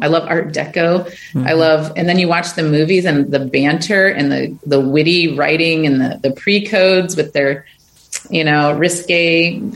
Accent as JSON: {"language": "English", "region": "rural Michigan", "country": "United States", "tie": "born or raised there", "said": "growing up in Michigan, in rural Michigan"}